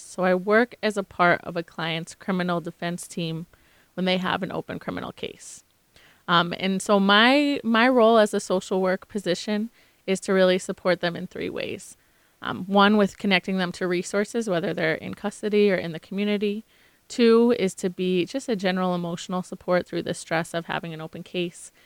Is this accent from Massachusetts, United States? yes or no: yes; Maynard, Massachusetts, United States; also born or lived in Concord, Massachusetts; now in Boston, United States; I grew up in Maynard, Massachusetts, in Concord, Massachusetts, which is ten minutes away